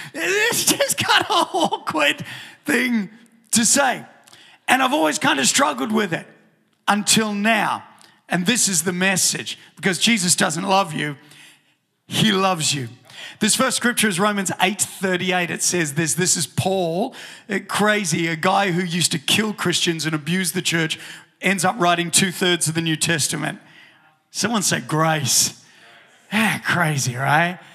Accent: New Zealand; moved away; when I was growing up in New Zealand

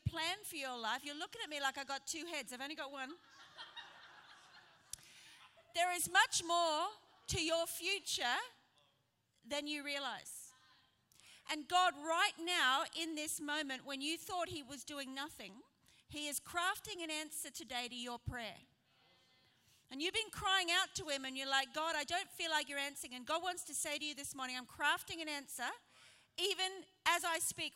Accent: Brisbane, Queensland, Australia; now in Sheffield, United Kingdom; I am not British. I am from Brisbane

